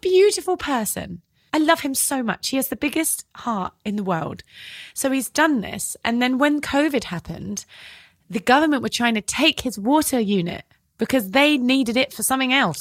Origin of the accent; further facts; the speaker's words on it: Devon, South West England, United Kingdom; accent: British; And I'm from Devon and it's very safe